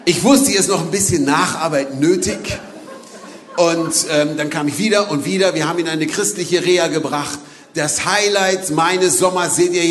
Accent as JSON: {"language": "German", "region": "Berlin", "country": "Germany", "said": "ich komme aus Berlin"}